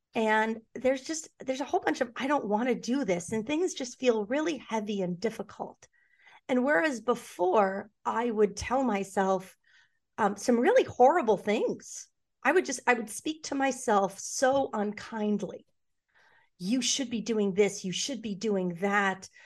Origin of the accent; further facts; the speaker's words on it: New York City, New York, United States; I grew up in New York City. I grew up on the Upper West Side of Manhattan